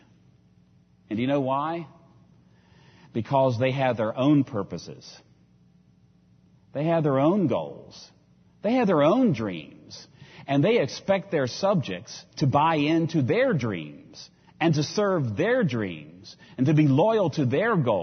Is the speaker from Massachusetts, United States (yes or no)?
no; Virginia, United States; I come from Virginia